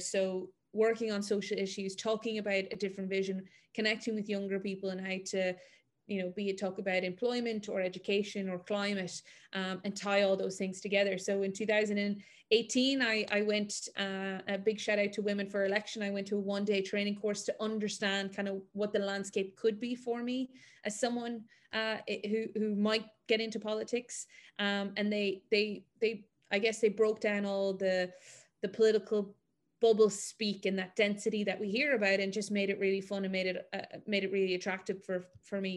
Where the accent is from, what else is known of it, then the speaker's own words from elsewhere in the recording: Mayo, Connacht, Ireland; also born or lived in Galway; I'm from Mayo